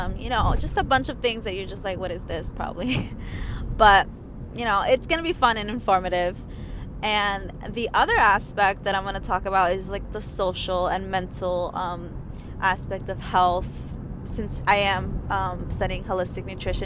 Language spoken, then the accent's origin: English; New York, United States; I'm from New York.